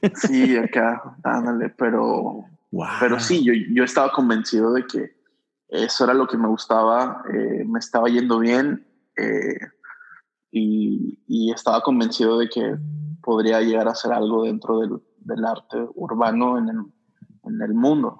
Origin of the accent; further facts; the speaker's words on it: Durango, Mexico; moved away as an adult; also born or lived in Dallas / Los Angeles / Ensenada / Mazatlán; now in Monterrey, Mexico; Yo, yo nací en Durango, Durango. Este, es una ciudad pequeña, un estado grande. Eh, y ahí estuve pues, hasta, los, hasta los 19